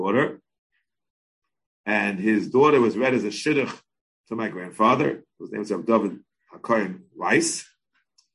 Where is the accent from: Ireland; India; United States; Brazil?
United States; We all lived in the melting pot of America